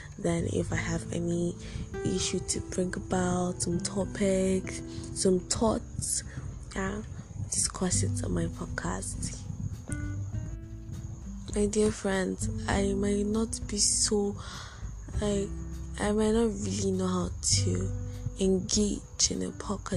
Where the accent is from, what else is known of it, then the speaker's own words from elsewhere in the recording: Nigeria; I'm a Nigerian and I'm a student of University of Calabar.